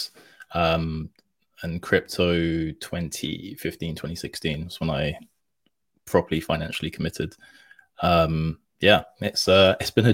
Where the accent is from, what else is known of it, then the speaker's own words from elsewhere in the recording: London, United Kingdom; me being from London